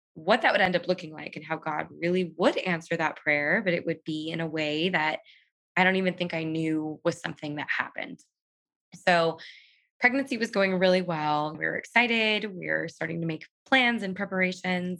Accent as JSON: {"language": "English", "region": "Southern California", "country": "United States", "said": "I am from Southern California and I live here with my husband, Chris"}